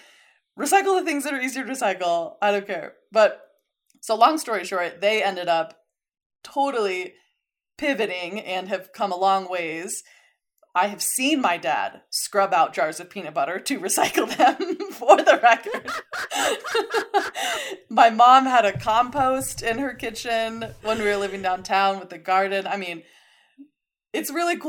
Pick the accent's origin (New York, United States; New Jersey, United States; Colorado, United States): Colorado, United States; Colorado Springs; moved away as an adult; also born or lived in San Diego; I grew up in Colorado Springs and then went to college in San Diego